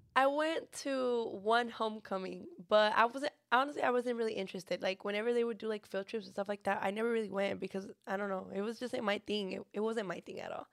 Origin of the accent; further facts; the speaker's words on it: Monterrey, Nuevo León, Mexico; now in San Antonio, United States; I was born in Monterrey, Nuevo León